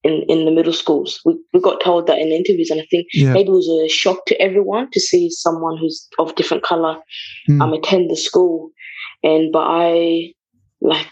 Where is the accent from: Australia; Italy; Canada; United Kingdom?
United Kingdom; England; English is a second language; also born or lived in Bulawayo, Zimbabwe; I grew up in England